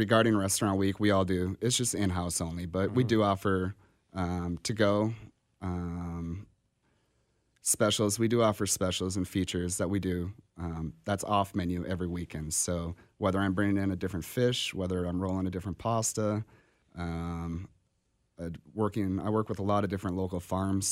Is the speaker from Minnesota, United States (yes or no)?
yes; Minnesota, United States; moved away as an adult; also born or lived in New York; now in Kansas City, United States; I'm originally from Minnesota, and I've been here for 12 years